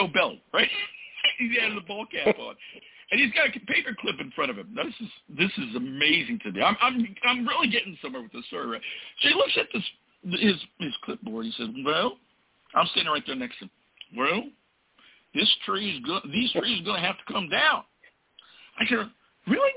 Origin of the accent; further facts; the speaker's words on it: California, United States; moved away; also born or lived in Mississippi; I'm from California